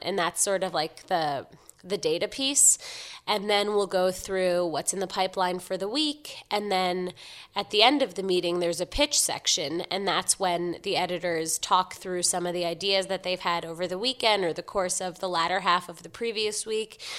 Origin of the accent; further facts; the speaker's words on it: New York City, New York, United States; I grew up in Manhattan, so I'm born and raised